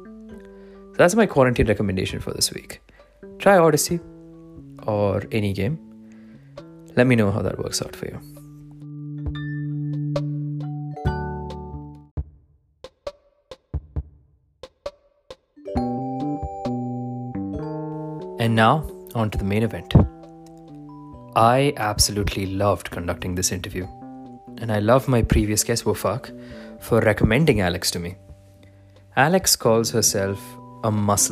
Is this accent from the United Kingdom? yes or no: no; Dubai, United Arab Emirates; I grew up in Dubai, but I'm originally from India.